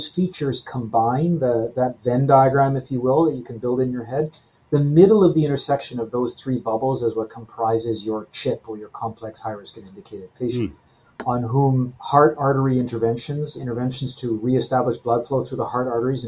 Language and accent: English; Edmonton, Alberta, Canada; moved away as an adult; also born or lived in Toronto, Canada / Calgary, Canada / Halifax, Canada / New York, United States; I grew up in Edmonton, Alberta